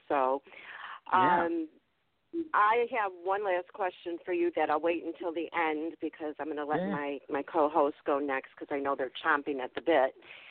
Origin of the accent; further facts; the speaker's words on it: Chicago, Illinois, United States; I'm from Chicago, or in Chicago.